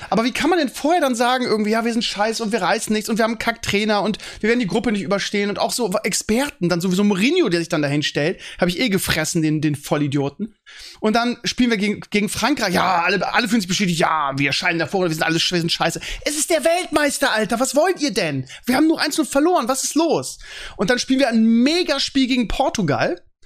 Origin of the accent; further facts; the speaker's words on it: Northern Germany, Germany; bei uns im Norden.